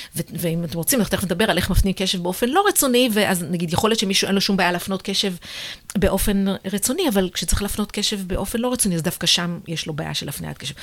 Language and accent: Hebrew; Israel; also born or lived in United States; בעיניי כישראלית